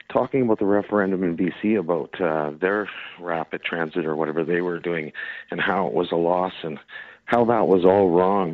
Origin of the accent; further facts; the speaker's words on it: Alberta, Canada; I'm from Alberta